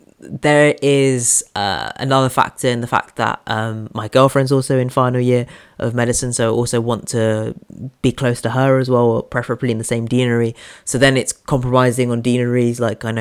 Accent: Oxford deanery, South East England, United Kingdom; moved away as an adult; now in Birmingham, United Kingdom; because that's my home deanery, that's where my hometown is. So my thinking was, okay, I've been in Birmingham for 6 years, let me go home.

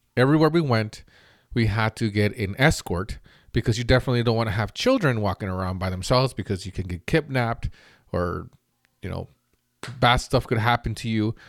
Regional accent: Mexico; now in United States; I grew up in an okay neighborhood growing up in Mexico where before we moved to the United States

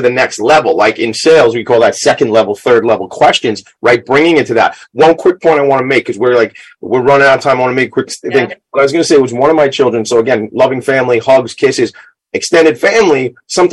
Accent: Long Island, New York, United States; I'm from Long Island

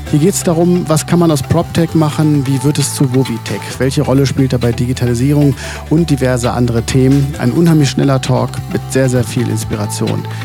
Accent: Hanover, Lower Saxony, Germany; habe ich jetzt selbst als Hannoveraner noch eine ganze Menge

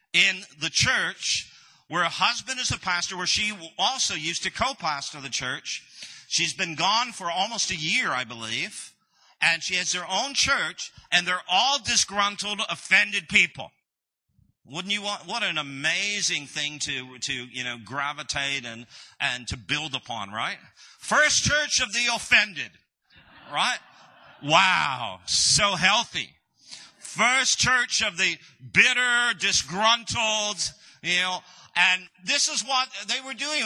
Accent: Canada; moved away as an adult; also born or lived in United States; we are originally from Canada.

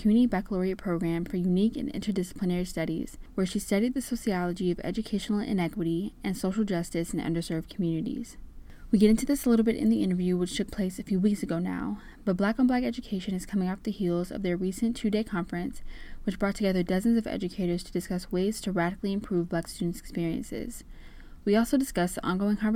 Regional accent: Cobb County, Georgia, United States; in my own journey with working around educational equity in my hometown in Cobb County

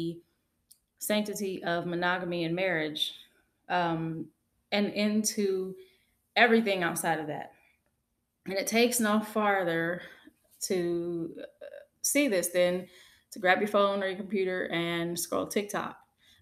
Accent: United States; I'm African American, and in my community

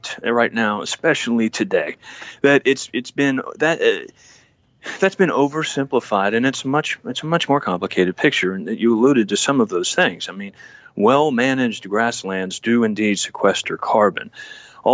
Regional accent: Victoria, Texas, United States; we say we're from Texas

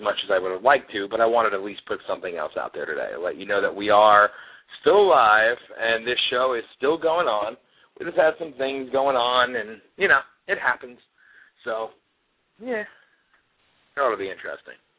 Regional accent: Milford, Pennsylvania, United States; moved away; I grew up in Milford, Pennsylvania, which is about 20 minutes away from Newton, New Jersey

